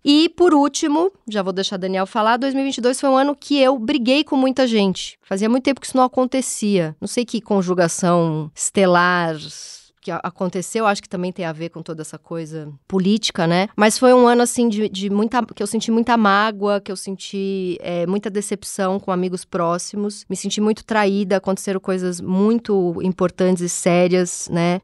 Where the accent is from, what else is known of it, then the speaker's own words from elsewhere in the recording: São Paulo, Brazil; Eu nasci lá na Zona Leste, Tatuapé, família bem pouco intelectualizada